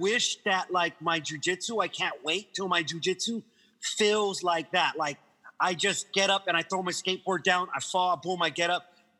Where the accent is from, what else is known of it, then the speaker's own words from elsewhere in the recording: Guam; moved away; also born or lived in Hawaii / London; I was born in Hawaii. My dad was in the military when I was when I was coming into the world, and he was stationed in Hawaii. But yes, I'm originally from Guam, from the island of Guam.